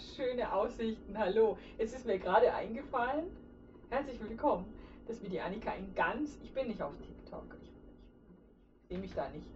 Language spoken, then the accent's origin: German; a village in Lower Bavaria, Germany; moved away as an adult; ich komme ja aus dem Dorf in Niederbayern und das verfolge ich jetzt, seit ich 19 bin, pendel ich da hin und her